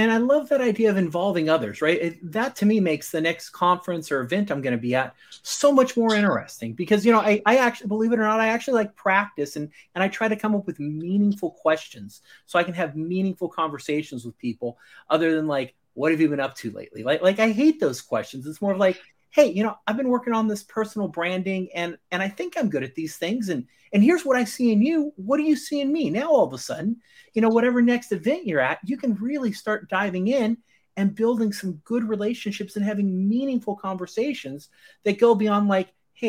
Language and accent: English; Scotland, United Kingdom; as a Scotsman without the accent, I'm very happy to hear that.